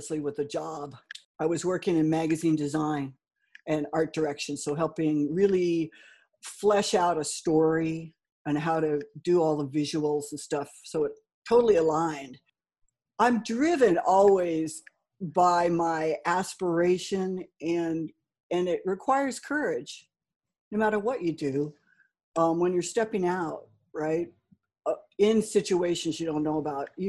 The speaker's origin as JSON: {"language": "English", "town": "Los Angeles", "region": "California", "country": "United States", "tie": "born or raised there", "also_born_or_lived": "New York", "moved": "yes", "said": "Originally, I grew up in Los Angeles, in California"}